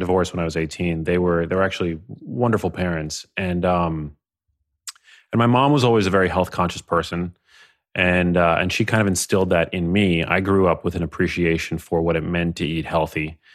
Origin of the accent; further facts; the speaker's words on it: New York City, New York, United States; grew up in New York City. Um, I grew up in Manhattan